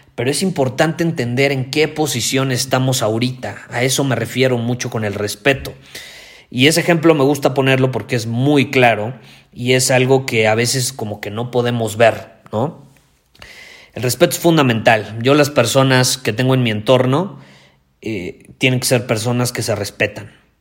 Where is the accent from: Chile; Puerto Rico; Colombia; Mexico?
Mexico; yo soy más mexicano que el nopal